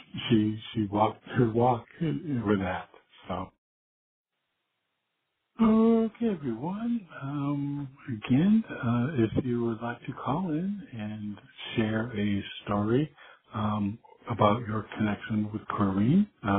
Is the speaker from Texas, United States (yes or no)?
no; Virginia, United States; accent: Southern; I'm from Virginia, and she was referring to my southern accent.